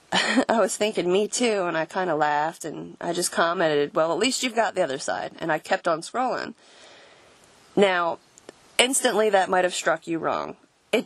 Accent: Florida, United States; I'm actually from down south. I'm from Florida, but I spent most of my formative years around here, I guess.

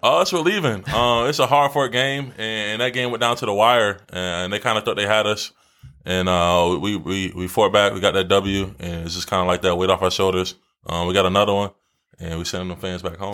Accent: Philadelphia, Pennsylvania, United States; moved away; my mom's from Philly, and I grew up out there

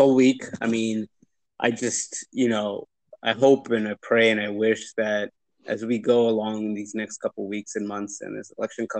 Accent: Canada; now in United States; I'm Canadian. And I was born in Canada

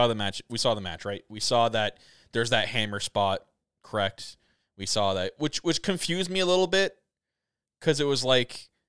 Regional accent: Canada; As a Canadian

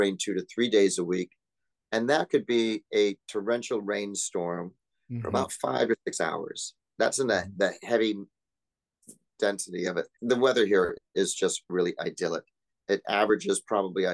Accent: New Bedford, Massachusetts, United States; also born or lived in Los Angeles, California; now in Porto, Portugal; born and raised in New Bedford, Massachusetts, a small little town outside of Cape Cod

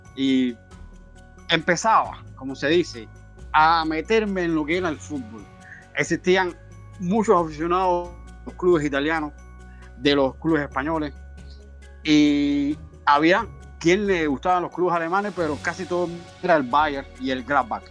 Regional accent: Cuba; como todo cubano

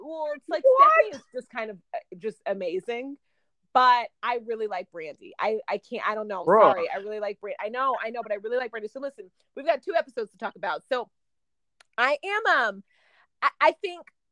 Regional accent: Oklahoma, United States; moved away; also born or lived in Dallas, Texas; I'm from Oklahoma and I lived in Dallas

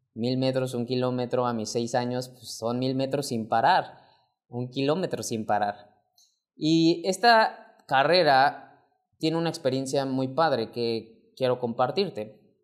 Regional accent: Mexico; mexicano, emprendedor y empresario

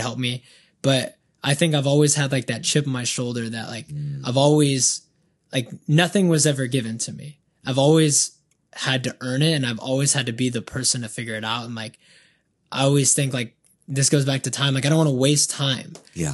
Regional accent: Banning, California, United States; also born or lived in Colton, California; Then moved to Banning when I was younger in the fourth grade

